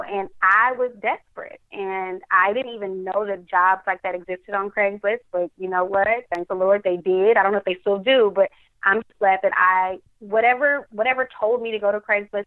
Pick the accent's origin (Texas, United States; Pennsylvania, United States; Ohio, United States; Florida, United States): Texas, United States; Dallas; in Dallas, my hometown